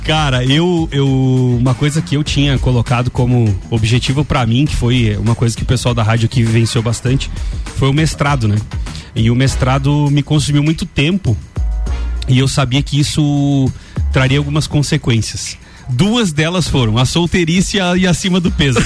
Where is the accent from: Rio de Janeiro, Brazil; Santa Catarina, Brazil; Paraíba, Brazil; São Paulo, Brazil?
Santa Catarina, Brazil; Lages; eu nasci aqui em Lages, sou lagiano com muito orgulho